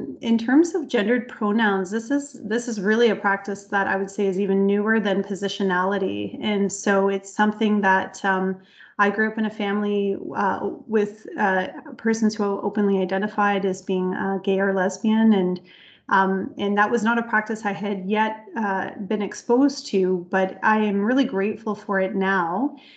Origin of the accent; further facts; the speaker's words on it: Ontario, Canada; also born or lived in Thunder Bay, Ontario; I was born in Canada